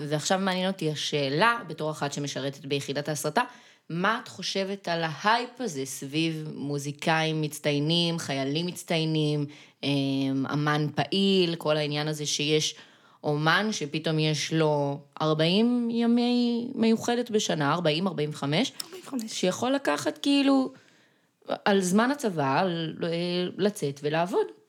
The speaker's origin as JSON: {"language": "Hebrew", "town": "Gan Yavne", "region": "Central District", "country": "Israel", "moved": "yes", "lives_now": "central Israel", "said": "במקור אני מגן יבנה."}